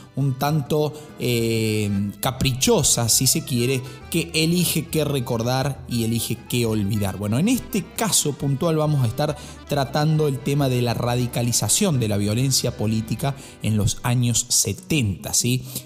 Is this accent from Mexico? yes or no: no; Argentina